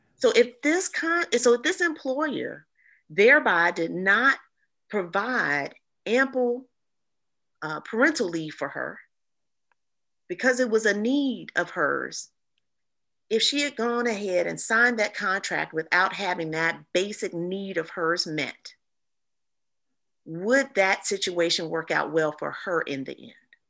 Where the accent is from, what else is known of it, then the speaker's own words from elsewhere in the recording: East Point, Georgia, United States; I'm from East Point, Georgia